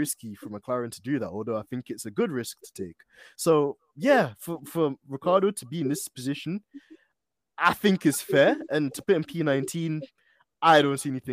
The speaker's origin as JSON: {"language": "English", "region": "London", "country": "United Kingdom", "said": "So I might not even be the regular guy from North London."}